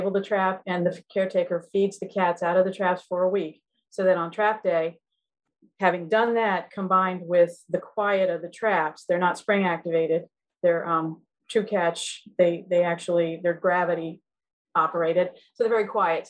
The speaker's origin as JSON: {"language": "English", "region": "Maryland", "country": "United States", "moved": "as an adult", "said": "I'm originally from Maryland, and I moved here in 2009"}